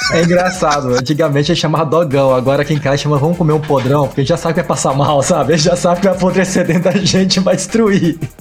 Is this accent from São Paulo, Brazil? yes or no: no; Maringá, Paraná, Brazil; Eu sou de Maringá